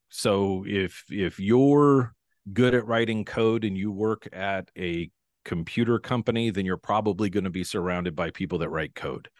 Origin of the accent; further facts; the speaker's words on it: Pacific Northwest, United States; I'm from the Pacific Northwest, born and raised here.